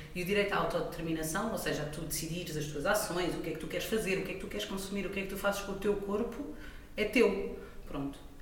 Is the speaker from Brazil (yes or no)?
no; Portugal; como portuguesa